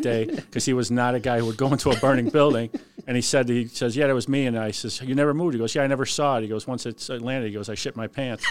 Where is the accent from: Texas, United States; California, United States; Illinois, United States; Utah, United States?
Illinois, United States; Cicero; I'm born and raised in Cicero